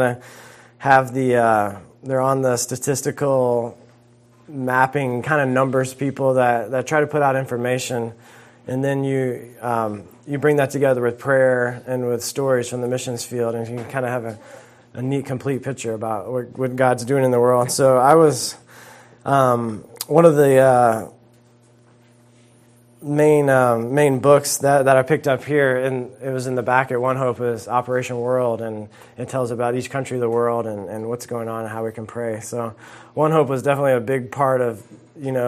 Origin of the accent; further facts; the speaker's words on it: South Carolina, United States; moved away as an adult; also born or lived in Georgia; I grew up in South Carolina, went to school in Georgia